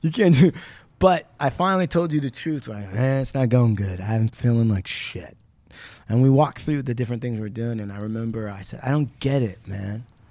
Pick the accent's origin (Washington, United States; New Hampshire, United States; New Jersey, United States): Washington, United States; Puyallup Indian Reservation; I grew up on the Puyallup Indian Reservation.